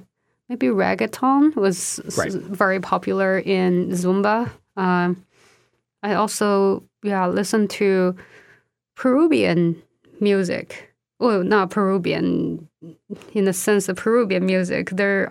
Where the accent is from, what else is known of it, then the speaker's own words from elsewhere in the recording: Southwest China, China; English is a second language; as a kid growing up in Southwest China, I started learning English when I was 12 years old.